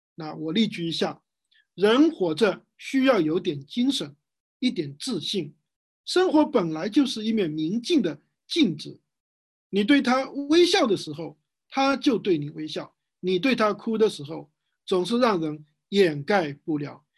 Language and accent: Chinese; Wenzhou, Zhejiang, China; 在我们温州这边